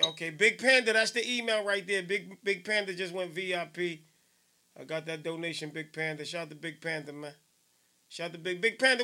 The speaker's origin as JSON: {"language": "English", "town": "Newark", "region": "New Jersey", "country": "United States", "said": "I'm from Johnson Ave, South Ward, Central Ward."}